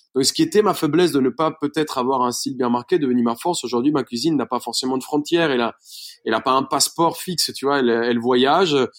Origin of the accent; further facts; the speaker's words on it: Bogotá, Colombia; French is a second language; moved away as an adult; now in France; je suis, colombien. Je suis né à Bogota